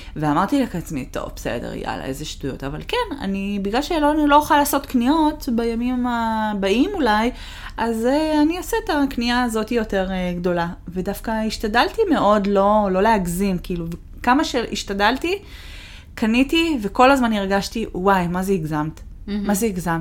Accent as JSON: {"language": "Hebrew", "country": "Israel", "also_born_or_lived": "Boston / Toronto", "moved": "yes", "lives_now": "Seattle, United States", "said": "עזבנו את הארץ"}